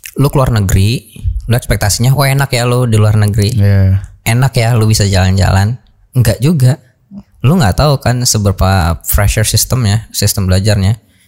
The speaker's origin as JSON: {"language": "Indonesian", "country": "Indonesia", "moved": "as an adult", "lives_now": "Hanover, Germany"}